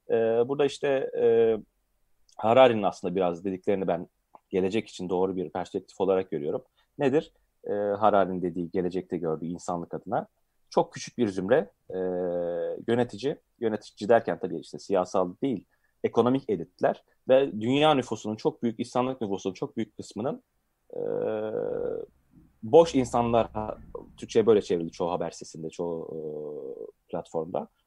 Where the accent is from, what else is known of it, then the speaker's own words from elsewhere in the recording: Adana, Turkey; born there; Ben aslında Adana'da doğdum ve Adana Anadolu Lisesi mesela Kurttepe işte bir ekollü e, ee, belli ismi olan bir yerde.